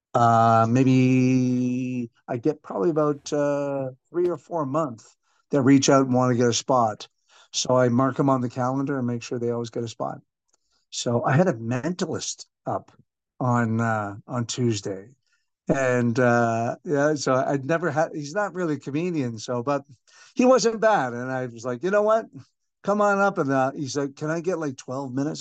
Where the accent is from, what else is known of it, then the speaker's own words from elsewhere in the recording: Canada; now in Singapore; 'cause I'm a Irish Canadian